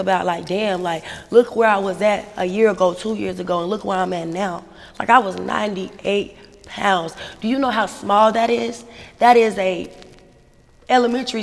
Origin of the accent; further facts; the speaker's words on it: Albemarle, North Carolina, United States; also born or lived in Charlotte, North Carolina; I was born in Charlotte, but I was raised in a small town called Albemarle, North Carolina